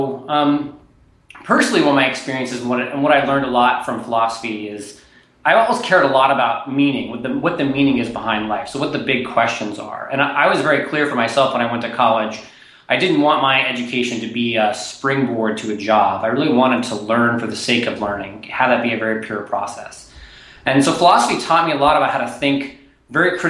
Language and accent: English; Nashville, Tennessee, United States; moved away as an adult; also born or lived in East Coast; I grew up in Nashville, Tennessee